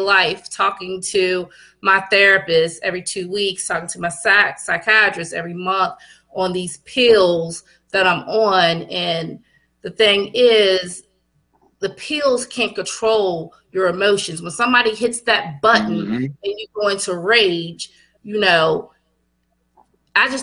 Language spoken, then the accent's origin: English; Culpeper, Virginia, United States; I'm from Culpeper, which is a small town in Virginia